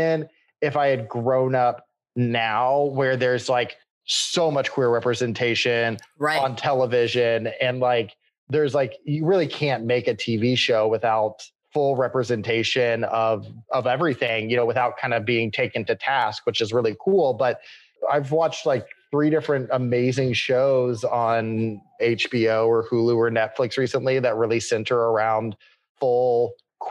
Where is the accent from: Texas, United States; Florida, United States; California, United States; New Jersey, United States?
Texas, United States; Austin; I grew up in Austin, Texas